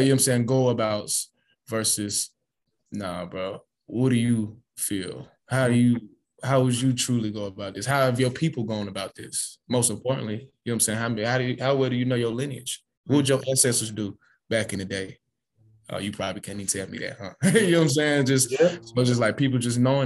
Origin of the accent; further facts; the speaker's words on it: Atlanta, Georgia, United States; I live in Atlanta. I'm from Atlanta